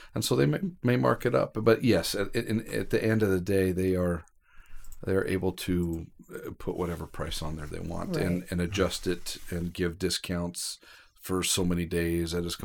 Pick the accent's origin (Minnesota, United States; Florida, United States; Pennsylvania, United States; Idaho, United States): Idaho, United States; also born or lived in California; my parents had moved to California for a job. Mm-hmm. They had me, and at 3 months old, they moved back to Idaho.